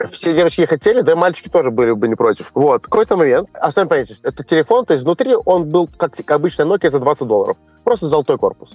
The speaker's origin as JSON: {"language": "Russian", "country": "Moldova", "also_born_or_lived": "China", "moved": "yes", "said": "я из Молдавии."}